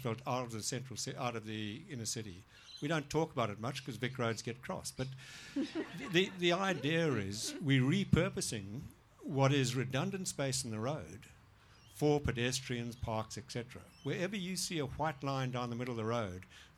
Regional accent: Zimbabwe; now in Melbourne, Australia; I grew up in Zimbabwe

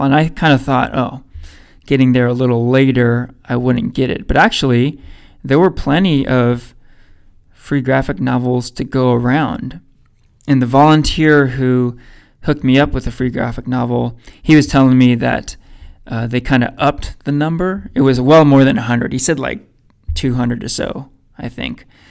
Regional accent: Danville, California, United States; I grew up in Danville

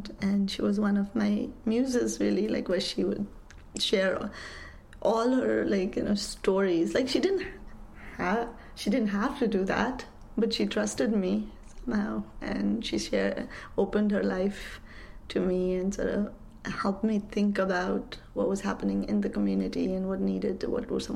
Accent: Kathmandu, Bagmati, Nepal; moved away as an adult; also born or lived in Grinnell, Iowa / Washington, D.C.; I grew up in Kathmandu. I left all of that and came to Iowa for my undergrad

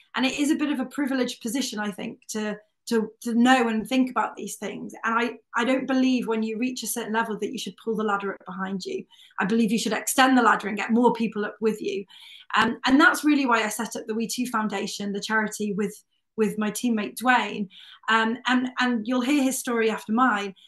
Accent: North Wales, United Kingdom; I grew up in North Wales, um, about 20 miles from Snowdonia National Park

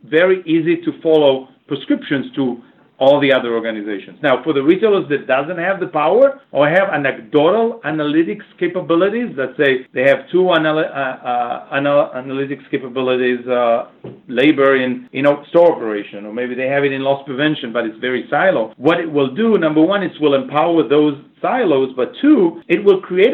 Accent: Boston, Massachusetts, United States; I'm from Boston

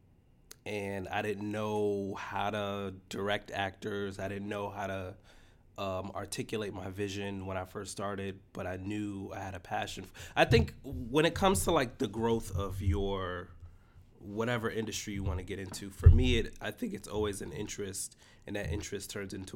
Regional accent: New York City, New York, United States; I grew up in the Bronx.

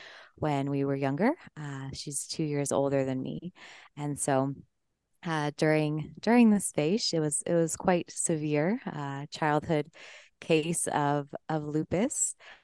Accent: Colorado, United States; I'm originally from Colorado, and yeah, just grew up fairly normal life, I would say.

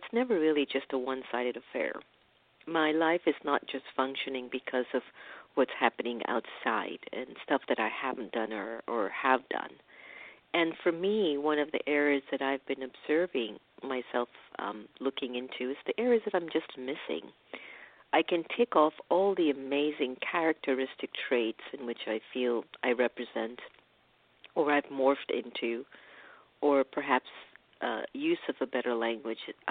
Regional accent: Jamaica; my hometown, Jamaica, and maybe I think Kingston or Spanish Town.

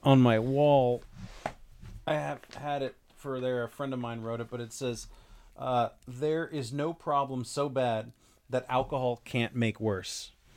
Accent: Las Vegas, Nevada, United States; growing up in Las Vegas

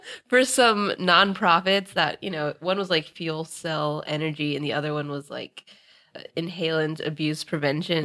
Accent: Northern Virginia, United States; now in Los Angeles, United States; I'm originally from Virginia, specifically Northern Virginia, and I'm now in L A.

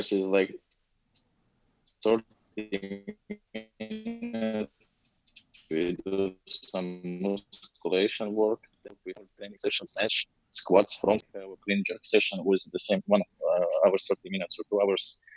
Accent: Latvia; English is a second language; I'm from Latvia

